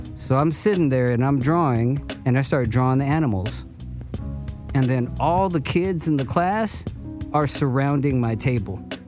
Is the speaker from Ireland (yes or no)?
no; Cerritos, California, United States; also born or lived in Torrance; I was born in Torrance and I, I grew up in Cerritos